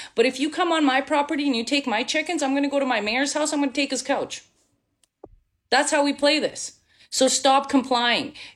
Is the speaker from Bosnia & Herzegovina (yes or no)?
yes; Bosnia & Herzegovina; now in Canada; I'm from Bosnia. So I was born in former Yugoslavia. I'm half Serbian. And went through a war, lived in a refugee camp